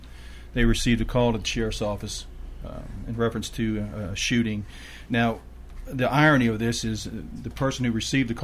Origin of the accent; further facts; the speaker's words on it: New Jersey, United States; also born or lived in Murfreesboro, Tennessee / Cannon County, Tennessee; now in Tennessee, United States; I grew up in New Jersey, in a kind of an implant, and came back south where my father and my mother were raised. But we came to Murfreesboro, and shortly thereafter moved over to Cannon County. So I consider myself a Cannon County boy.